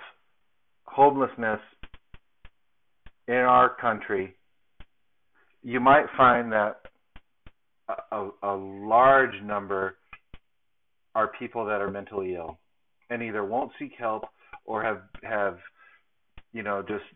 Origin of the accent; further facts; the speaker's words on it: Southern California, United States; moved away; my hometown in Southern California